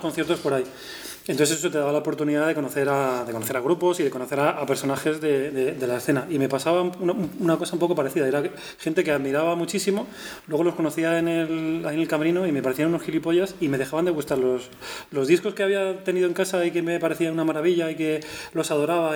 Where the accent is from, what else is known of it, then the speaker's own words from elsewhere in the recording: Madrid, Community of Madrid, Spain; yo soy madrileño y he estado rodeado de, gente de la y del Madrid constantemente